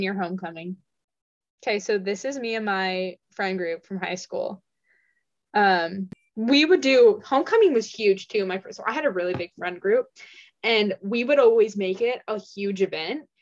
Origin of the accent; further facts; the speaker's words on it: Washington, United States; I'm from Washington State and Pacific Northwest.